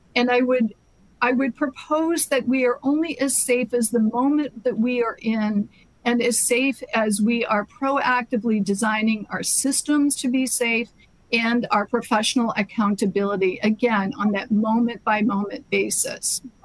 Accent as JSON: {"language": "English", "region": "Massachusetts", "country": "United States", "said": "my home state of Massachusetts"}